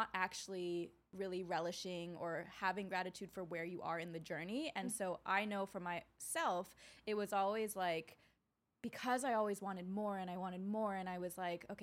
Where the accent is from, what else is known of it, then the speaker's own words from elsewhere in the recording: Wisconsin, United States; I grew up in Wisconsin as one of the few Asian girls there.